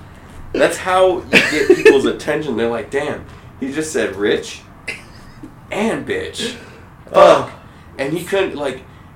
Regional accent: Kentucky, United States; I'm actually from Kentucky

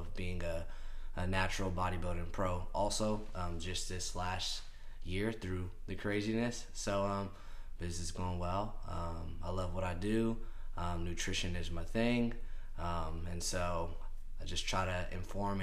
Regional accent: San Diego, California, United States; moved away as an adult; now in Midwest, United States; I'm not a local guy here in the Midwest. I'm from San Diego, California.

